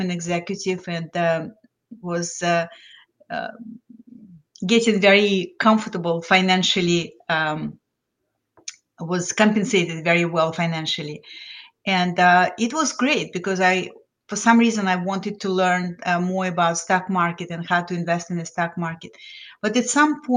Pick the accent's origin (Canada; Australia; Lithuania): Lithuania; English is a second language; moved away as an adult; also born or lived in New Jersey, United States / South of France; now in Florida, United States; I came to the United States as an immigrant from Lithuania. So I was well-educated, had master's degree in physics, but I didn't speak English